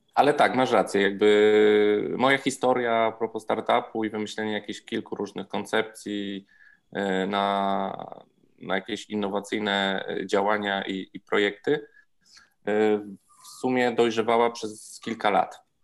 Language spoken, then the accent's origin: Polish; Zakopane, Lesser Poland, Poland; moved away as an adult; also born or lived in Warsaw; jestem zakopiańczykiem i udało mi się nakłonić że do przeprowadzki tutaj, do powrotu do rodzinnego miasta